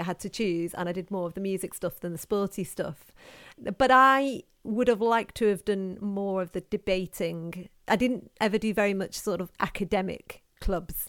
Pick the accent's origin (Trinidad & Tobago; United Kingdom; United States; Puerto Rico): United Kingdom; Knutsford, North West England; I grew up in Knutsford and I went to Knutsford High School